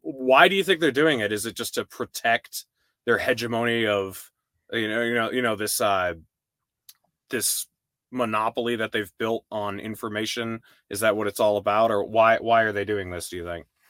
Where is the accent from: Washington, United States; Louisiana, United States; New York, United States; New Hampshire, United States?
New Hampshire, United States; I grew up in New Hampshire, and I was pretty exclusively just in New Hampshire